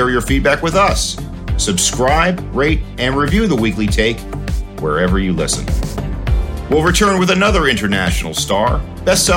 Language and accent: English; United States; as an American